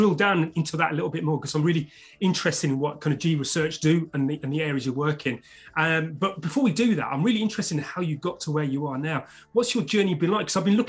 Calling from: London, United Kingdom; IT Labs Chief Talking Officer, and I'm speaking from London, UK.

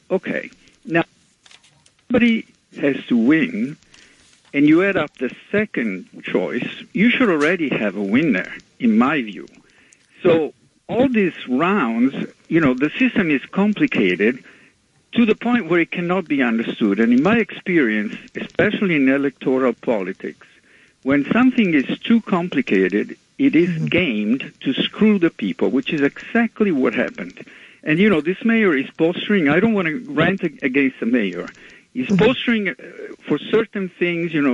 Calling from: Manhattan, New York, United States; from Manhattan.

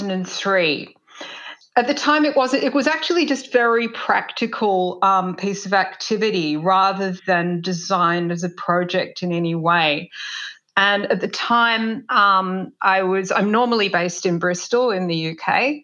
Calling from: Tasmania, Australia; Hi, I'm speaking from Lutruwita, Tasmania, and this is the unceded lands of the Muwinina people.

